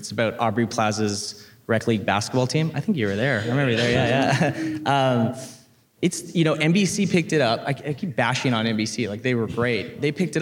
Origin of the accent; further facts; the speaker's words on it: Vancouver, British Columbia, Canada; I grew up in Vancouver